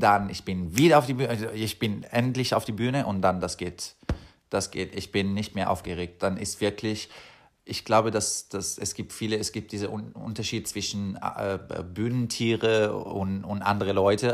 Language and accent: German; Pescara, Abruzzo, Italy; German is a second language; moved away as an adult; also born or lived in Germany; now in Copenhagen, Denmark; Ich komme aus äh, Pescara in Italien, das ist eine, eine kleine Stadt